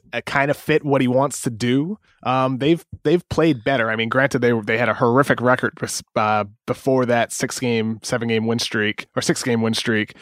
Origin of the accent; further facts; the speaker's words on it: Boston, Massachusetts, United States; growing up in the Boston area